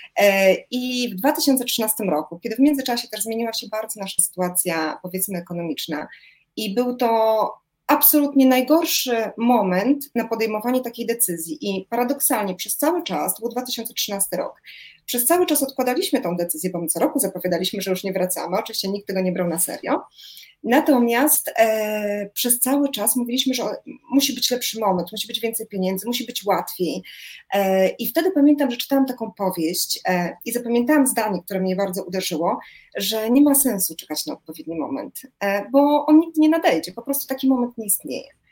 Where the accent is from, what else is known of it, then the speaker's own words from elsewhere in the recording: Warsaw, Masovian Voivodeship, Poland; moved away as an adult; now in Florence, Italy; jestem warszawianką i do pewnego momentu warszawianką bardzo zakochaną w swoim miejscu